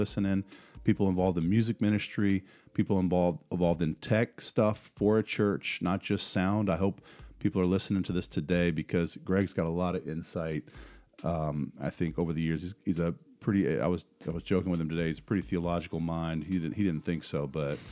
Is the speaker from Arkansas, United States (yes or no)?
no; Columbia, South Carolina, United States; moved away as an adult; now in Germany; I'm from Columbia. Well, from Columbia, lived there the longest out of my life